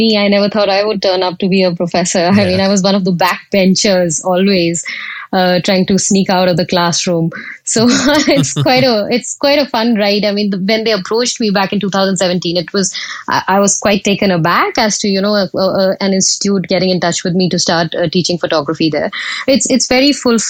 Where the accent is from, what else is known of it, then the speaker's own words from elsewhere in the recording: India; accent: Indian; moved away as an adult; now in United Kingdom; I am Indian, and I moved to the UK over a decade ago when I got married to my husband. And back in India, I was a journalist and a radio presenter